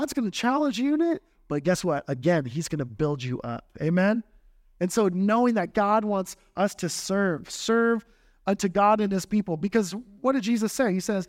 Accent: Texas, United States; You know, I grew up in South Texas, 90, probably 100%, 90% Catholic and Roman Catholic.

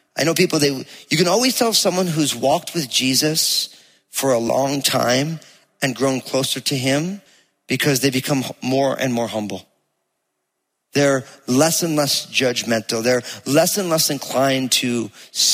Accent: New Jersey, United States; accent: Jersey; You hear my Jersey accent coming out

